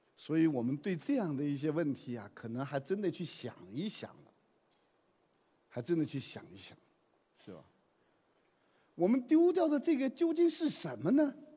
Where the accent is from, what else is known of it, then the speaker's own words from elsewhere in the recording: China; 我们中国人讲究和谐